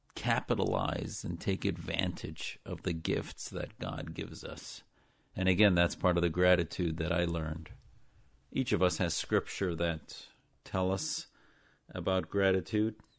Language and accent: English; Neenah, Wisconsin, United States; the Islam I was taught growing up in Wisconsin with my family was my parents taught me in that little town in Neenah, Wisconsin